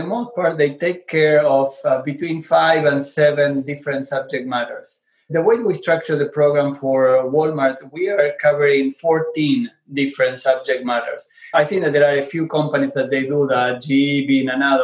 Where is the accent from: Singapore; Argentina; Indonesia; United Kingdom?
Argentina; English is a second language; moved away; I'm originally from Argentina. You can probably notice from my accent